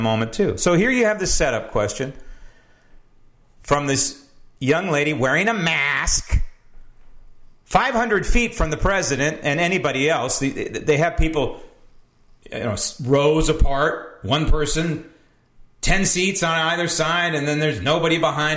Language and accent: English; United States; I'm an American